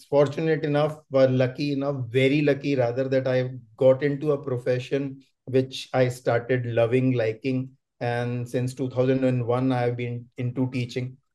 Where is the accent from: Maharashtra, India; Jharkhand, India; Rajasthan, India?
Rajasthan, India; Jaipur; moved away as an adult; also born or lived in Bangalore; I'm from Rajasthan